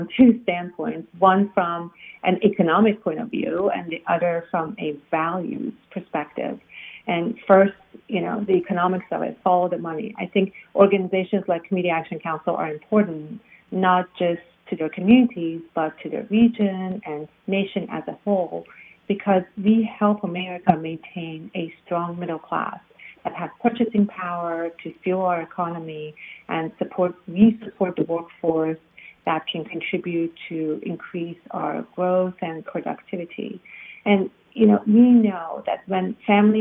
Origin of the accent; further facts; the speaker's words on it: Iran; now in United States; I'm originally from Iran. So I migrated to the United States because of the revolution in Iran